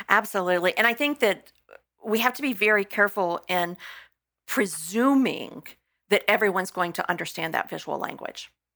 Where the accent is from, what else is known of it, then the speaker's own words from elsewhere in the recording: Texas, United States; moved away; I come from Texas